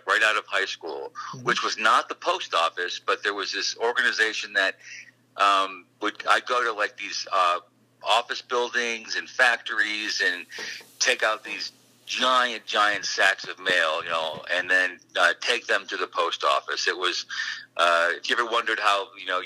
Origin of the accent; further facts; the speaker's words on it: Syracuse, New York, United States; I was born in Syracuse, New York